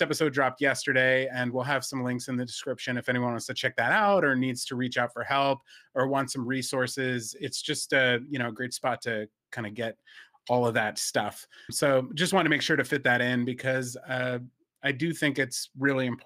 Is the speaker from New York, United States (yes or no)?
no; New Jersey, United States; where I grew up in New Jersey